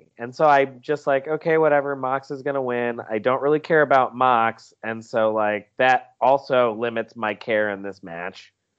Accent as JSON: {"language": "English", "region": "South Carolina", "country": "United States", "said": "I'm from South Carolina."}